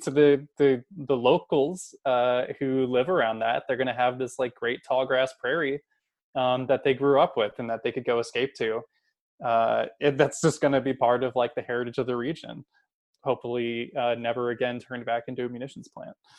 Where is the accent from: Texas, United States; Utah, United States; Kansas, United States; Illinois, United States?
Kansas, United States; moved away; I'm from Kansas, I should say. Um, so I'm back home in Kansas visiting family.